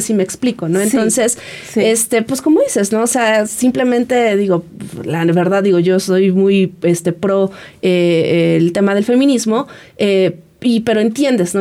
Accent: Mexico

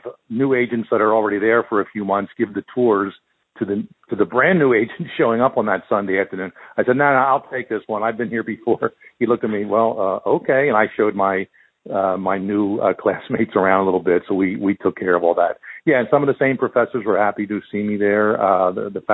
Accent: Philadelphia, Pennsylvania, United States; I grew up in Philadelphia

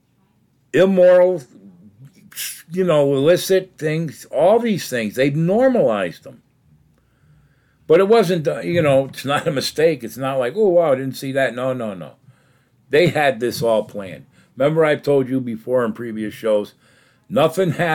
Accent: United States; I grew up in America

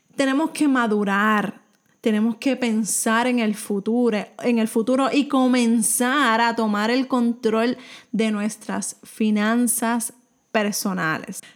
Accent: Puerto Rico; soy de Puerto Rico

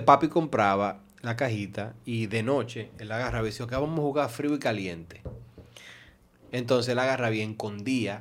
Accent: Santo Domingo Este, Distrito Nacional, Dominican Republic; Yo siempre me crié en, en Alma Rosa Primera

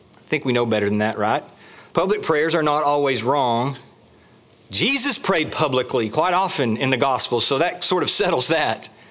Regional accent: the South, United States; We're from the South

